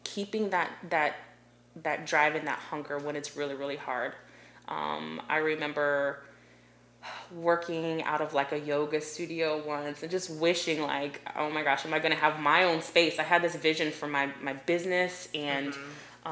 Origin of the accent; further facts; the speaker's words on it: Delaware, Ohio, United States; moved away as an adult; also born or lived in South Carolina; now in Columbia, South Carolina, United States; I'm from a really small town called Delaware, Ohio, right outside of Columbus, Ohio.